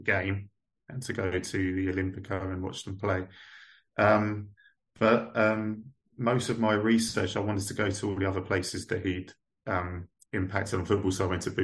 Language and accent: English; England, United Kingdom; I kind of struggled as an English guy there